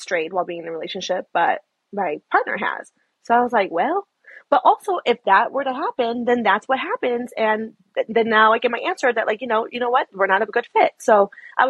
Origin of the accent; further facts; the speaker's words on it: Chicago, Illinois, United States; moved away as an adult; now in Seattle, United States; I'm from Chicago. I'm a Chicago girl forever. But moved to Seattle